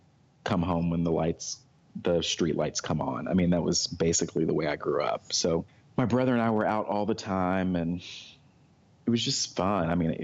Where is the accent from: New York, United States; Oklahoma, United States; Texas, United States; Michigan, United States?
Texas, United States; Fort Worth; I have. I grew up in Fort Worth, Texas, and went to college in Henderson, Tennessee, which is about an hour and a half away from Memphis, which is in West Tennessee.